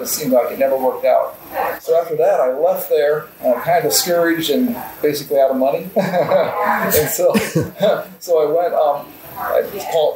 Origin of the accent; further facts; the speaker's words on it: South Dakota, United States; now in Riverbend area, United States; I grew up in South Dakota on a farm